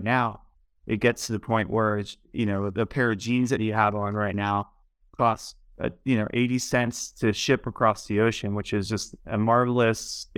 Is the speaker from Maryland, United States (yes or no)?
yes; Baltimore, Maryland, United States; moved away; also born or lived in Sweden / Denver; I grew up in Baltimore, Maryland, pretty much right when the deindustrialization started to happen to the country, and it really affected the city where I grew up.